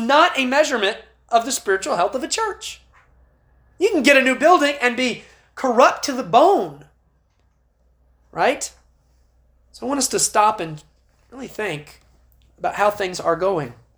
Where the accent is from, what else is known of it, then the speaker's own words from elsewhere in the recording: United States; as American Christians